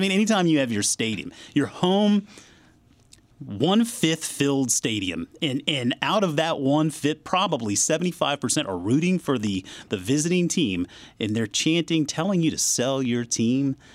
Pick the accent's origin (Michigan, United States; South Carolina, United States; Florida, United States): South Carolina, United States; now in Northern Virginia, United States; growing up in South Carolina, vacationing a lot in North Carolina